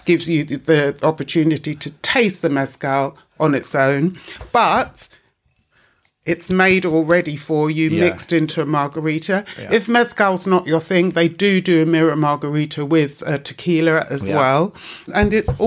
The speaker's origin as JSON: {"language": "English", "region": "London", "country": "United Kingdom", "tie": "born or raised there", "said": "we grew up in East London, where you knew where you were"}